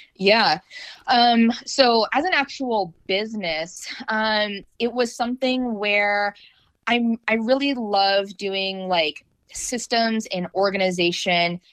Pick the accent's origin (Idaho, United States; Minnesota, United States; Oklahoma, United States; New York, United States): Idaho, United States; North; also born or lived in North Carolina; now in Raleigh-Durham, United States; I grew up in North Idaho